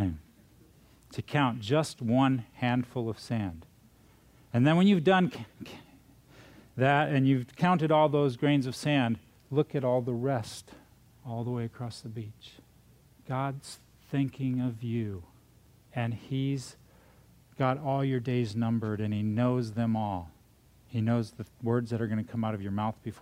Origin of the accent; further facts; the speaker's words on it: South Dakota, United States; moved away; also born or lived in Minnesota / California; I'm from California, but I was born in Minnesota, raised in South Dakota.